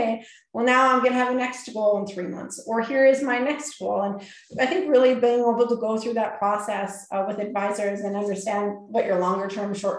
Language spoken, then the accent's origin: English; Canada; we're Canadian